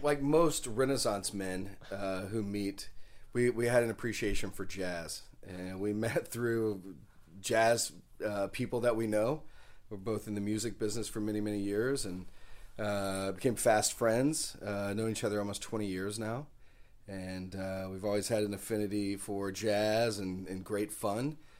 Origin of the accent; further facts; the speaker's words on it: Dallas, Texas, United States; where I grew up in Dallas, Texas